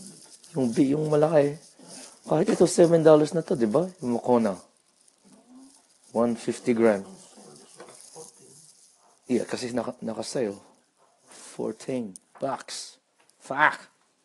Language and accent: English; Australia; random thoughts about being Filipino Australian